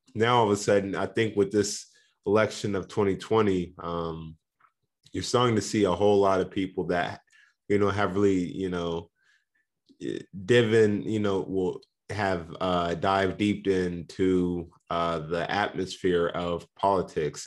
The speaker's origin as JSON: {"language": "English", "town": "Indianapolis", "region": "Indiana", "country": "United States", "said": "I'm from Indianapolis"}